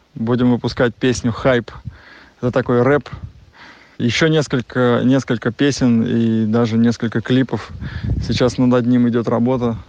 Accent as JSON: {"language": "Russian", "area": "Volga", "region": "Nizhny Novgorod Oblast", "country": "Russia", "tie": "born or raised there", "said": "я вырос на Волге, и Волга моя любимая река. Я вот в данный момент сейчас нахожусь на даче, как раз у нас в Нижегородской области, на Волге"}